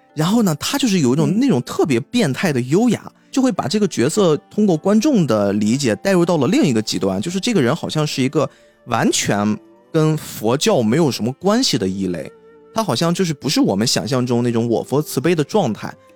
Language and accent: Chinese; China; 我们中国人